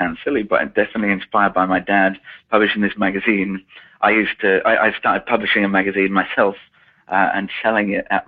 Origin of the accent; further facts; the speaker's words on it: Milton Keynes, South East England, United Kingdom; I'm British. I grew up in a town called Milton Keynes, which is just north of London, about half an hour outside of London.